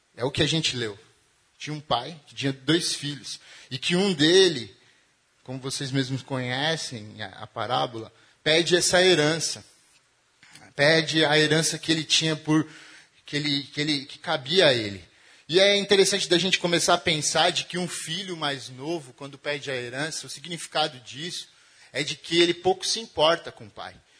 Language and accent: Portuguese; Diadema, São Paulo, Brazil; E eu venho de Diadema, né? De um rolê mais quebrada